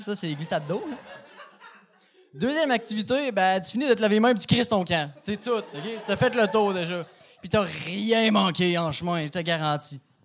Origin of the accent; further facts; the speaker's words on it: Quebec City, Quebec, Canada; je suis de, du vieux Limoilou